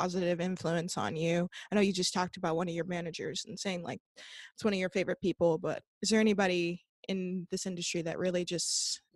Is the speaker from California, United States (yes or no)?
yes; Los Angeles, California, United States; my house growing up in Southern California, Los Angeles